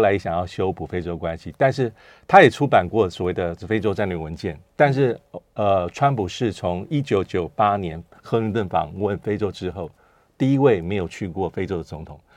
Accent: Taiwan; 我们台湾这边

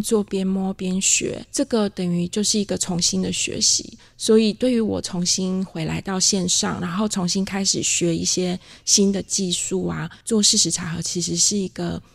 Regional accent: Taiwan; accent: Taiwanese Mandarin (台湾国语); 我自己台湾国语

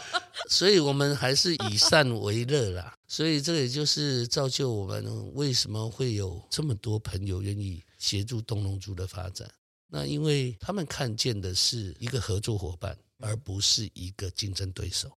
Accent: Yingge, New Taipei, Taiwan; also born or lived in United States; 小时候我们家境在莺歌本地是一个算穷苦人家

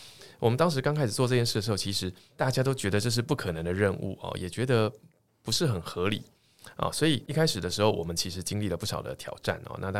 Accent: Tainan, Taiwan; moved away as an adult; also born or lived in Taipei / United States; 我是台南人，好，先简单说明一下，就是说其实从小在台南长大，到了大学啊才到台北来念书。那我父亲母亲都是在教育界工作。

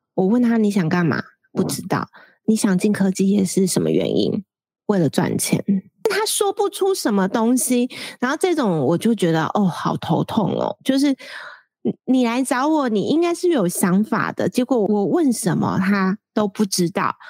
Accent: central Taiwan, Taiwan; moved away as an adult; also born or lived in Taipei; 我要上台北，因为我是中部人

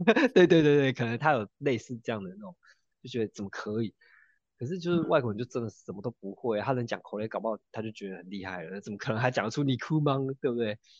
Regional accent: Taiwan; 我们台湾人可能都习惯把零钱放在，呃，这个店员的手上

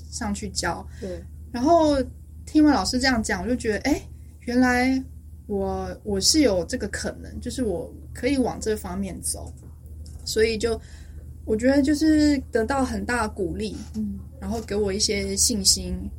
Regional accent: Taipei, Taiwan; first language Chinese; moved away as an adult; also born or lived in United States / United Kingdom; now in Stockholm, Sweden; 我台北人，小时候就在台北长大

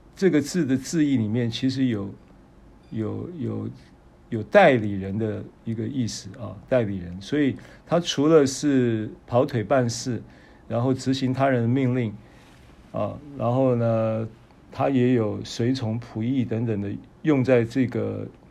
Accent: Taiwan; 我们是台湾来的

